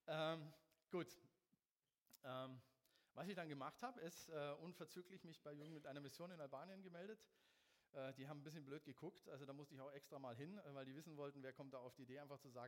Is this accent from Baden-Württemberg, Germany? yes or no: no; Munich, Bavaria, Germany; Aber für mich war als Münchner Mannheim schon der absolute GAU.